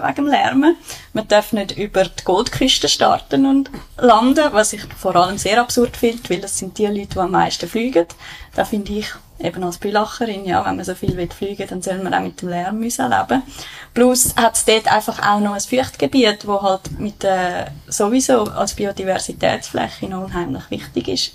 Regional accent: Bülach, Zurich, Switzerland; also born or lived in Schwamendingen, Zurich; now in Zurich, Switzerland; ich bin in Bülach aufgewachsen.

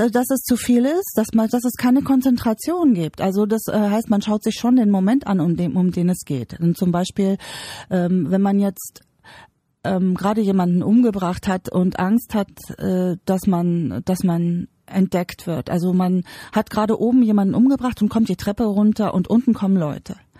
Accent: Bavaria, Germany; Ich komme aus Bayern, ich bin in Bayern geboren.

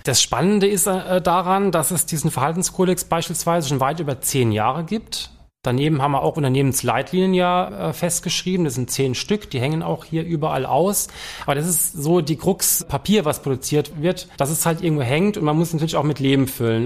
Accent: Palatinate Forest, Rhineland-Palatinate, Germany; moved away as an adult; also born or lived in Trier; now in Mannheim, Germany; Ich bin waschechter Pfälzer, bin im Pfälzerwald groß geworden

